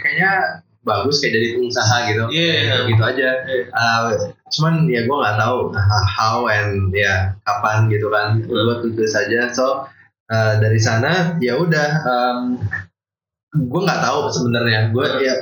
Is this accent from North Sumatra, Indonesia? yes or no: no; Bengkulu, Indonesia; also born or lived in Bandar Lampung / Palembang / Depok; SMP SMA semuanya di Bengkulu